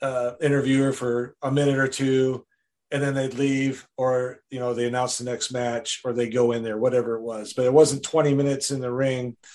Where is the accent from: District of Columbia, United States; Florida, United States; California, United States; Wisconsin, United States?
Wisconsin, United States; Rice Lake; I lived in Wisconsin, about two and a half hours northeast of Minneapolis